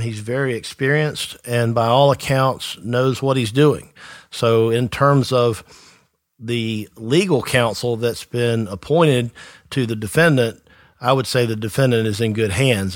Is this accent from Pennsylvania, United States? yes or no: no; Tifton, Georgia, United States; I am from Tifton myself, the South Georgia area